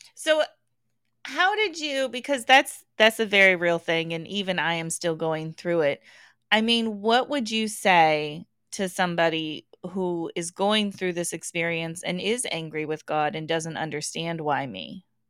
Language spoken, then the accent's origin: English; Englewood, Colorado, United States; I grew up in the Denver area, Inglewood more specifically